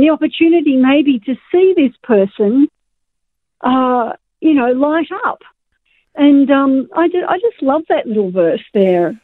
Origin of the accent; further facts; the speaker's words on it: Australia; us as Australian Christians